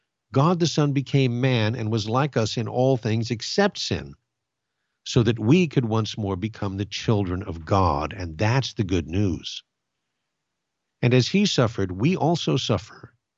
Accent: Glendora, California, United States; When I was a boy, I grew up in Glendora, California, and next to the city hall, there is an old pine tree

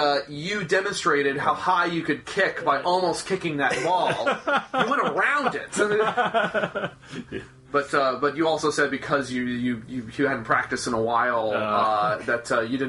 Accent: United States; Yes, I've been very fortunate because I'm an American artist coming over there

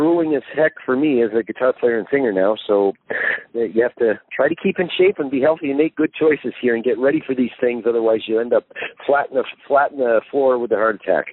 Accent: Canada; moved away as an adult; now in United Kingdom; I am a Canadian who lived in Canada his whole life

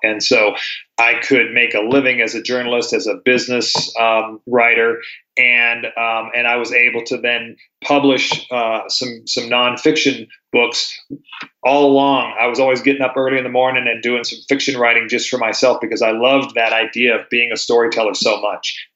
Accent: Durango, Colorado, United States; I was raised here in Durango

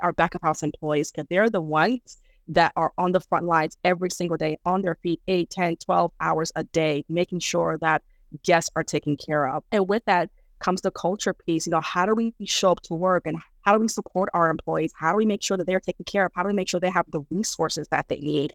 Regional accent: United States; English is a second language; also born or lived in Dar es Salaam, Tanzania / New York, United States; have grown up here, educated here

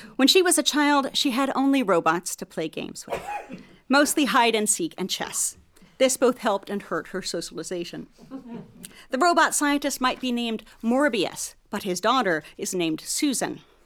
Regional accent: Oak Ridge, Tennessee, United States; growing up in Oak Ridge with my father

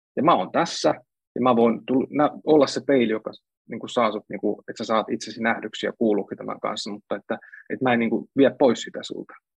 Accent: Central Finland, Finland; now in Helsinki, Finland; Mä oon kotoisin Keski-Suomesta

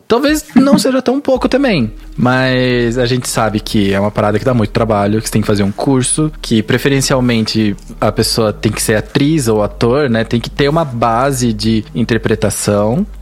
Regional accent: Curitiba, Paraná, Brazil; Eu sou de Curitiba

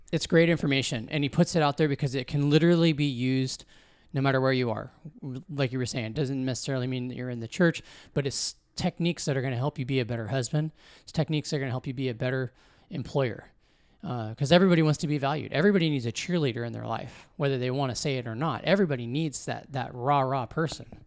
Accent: Washington, United States; also born or lived in California / Arizona; I was born in California, uh, when my parents, uh, divorced, uh, got, had a remarriage happen on both sides. And so Uh, my dad moved back east to Missouri. My mom and my stepdad moved us up here to Washington.

